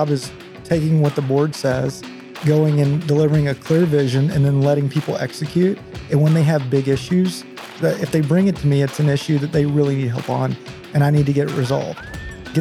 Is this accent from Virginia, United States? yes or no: no; Whitesboro, Texas, United States; grew up there, graduated high school, and then ended up going to A&M